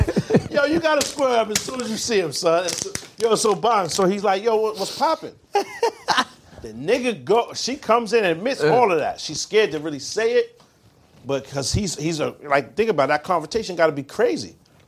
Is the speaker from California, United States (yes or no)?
no; Brooklyn, New York, United States; I'm actually from Brooklyn